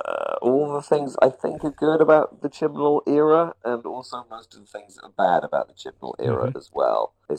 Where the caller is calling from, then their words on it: Hawaii, United States; I am calling in from the delightful tropical island of Maui in the Hawaiian archipelago, a colony of the United States of America.